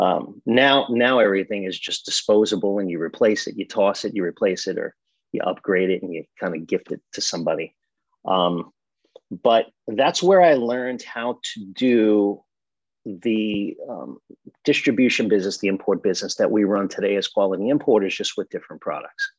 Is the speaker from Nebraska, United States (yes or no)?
no; Massapequa Park, New York, United States; born or raised there; also born or lived in Brooklyn, New York